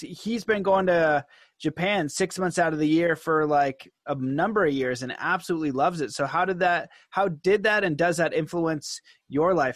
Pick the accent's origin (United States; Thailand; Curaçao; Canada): Canada; being Canadian and, and from North America